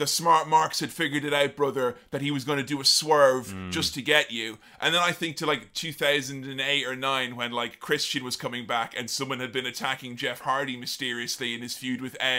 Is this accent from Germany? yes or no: no; Ireland; as an Irishman